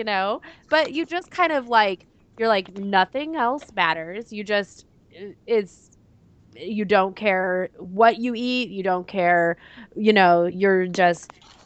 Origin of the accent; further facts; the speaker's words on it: Florida, United States; now in Minnesota, United States; I live in Minnesota and I'm from Florida